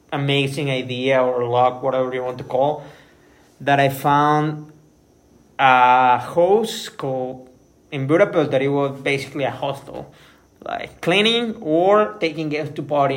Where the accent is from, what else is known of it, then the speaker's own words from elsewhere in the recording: Mexico; moved away; I'm Mexican